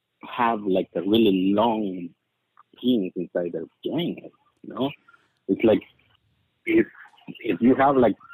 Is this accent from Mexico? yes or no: yes; Mexico; now in Phoenix, United States; I'm originally from Mexico.